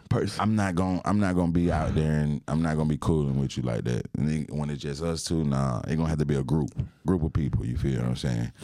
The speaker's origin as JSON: {"language": "English", "town": "Atlanta", "region": "Georgia", "country": "United States", "tie": "born or raised there", "said": "growing up in Atlanta"}